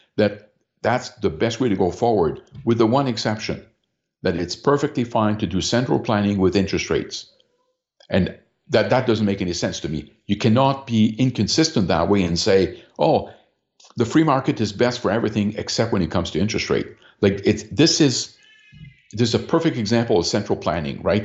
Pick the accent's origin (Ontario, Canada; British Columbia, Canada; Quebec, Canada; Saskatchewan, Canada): Ontario, Canada; London; my hometown here of London, Ontario